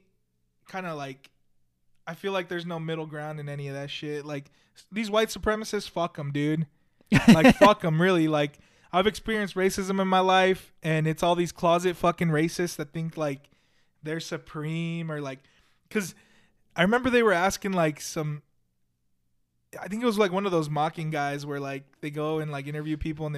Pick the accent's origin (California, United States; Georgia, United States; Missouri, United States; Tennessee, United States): California, United States; born there; But I was born in California, right? So I'm considered a Californian by birth.